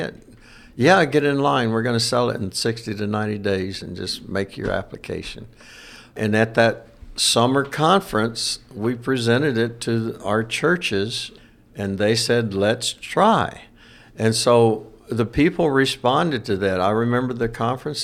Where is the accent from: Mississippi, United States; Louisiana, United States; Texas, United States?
Louisiana, United States; I'm from Louisiana